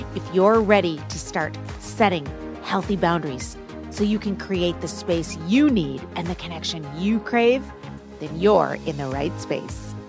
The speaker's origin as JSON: {"language": "English", "region": "Midwest", "country": "United States", "said": "Being a mes-, Midwest girl"}